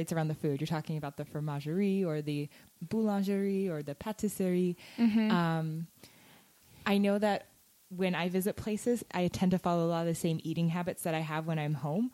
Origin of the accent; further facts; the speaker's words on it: United States; me as like an American